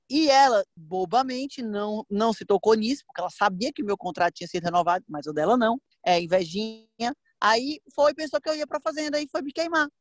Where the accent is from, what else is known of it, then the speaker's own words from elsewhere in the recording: Northeast Region, Brazil; Acho que é coisa de nordestino, né? A gente é meio desbocado, fala o que pensa, é, é animado